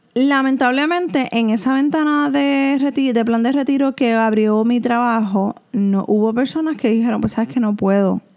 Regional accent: Puerto Rico; En Puerto Rico aunque somos un territorio americano

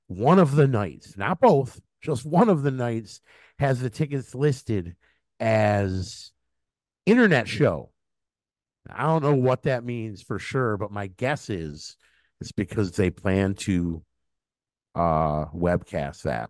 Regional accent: Detroit, Michigan, United States; I grew up in Detroit

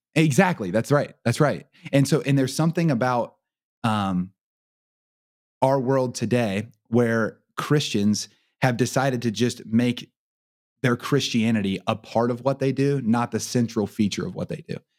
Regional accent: Portsmouth, Ohio, United States; I grew up in Portsmouth, which is two hours up the river from Cincinnati

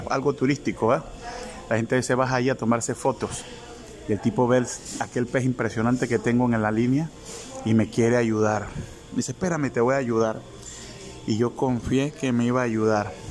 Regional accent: La Chorrera, Panamá Oeste, Panama; se llama así eh, La Chorrera, mi pueblo de acá de Panamá por la cantidad de muchos chorros o saltos de aguas que existen en el lugar

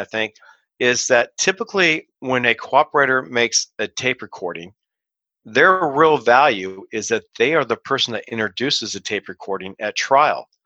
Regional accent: Kansas City, United States; moved away as an adult; also born or lived in Decatur, Illinois / Chicago; I got transferred right before the trial started to my hometown of Kansas City

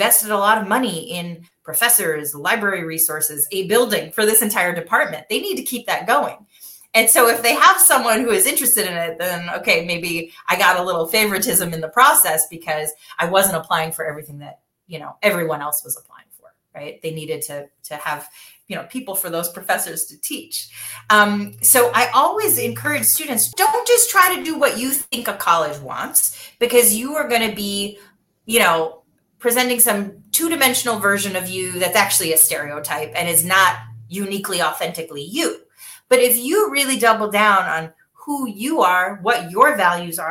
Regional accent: Michigan, United States; I grew up in Michigan

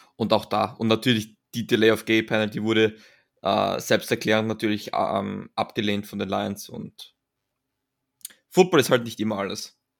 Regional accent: Austria; als Österreicher

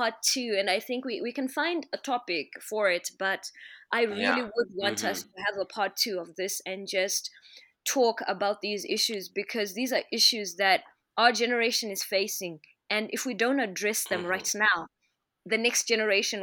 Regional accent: Zimbabwe; first language Shona; English is a second language; I am Shona. Why must I not speak my language as fully as I should accept English, which is what we've pushed in Zim so much

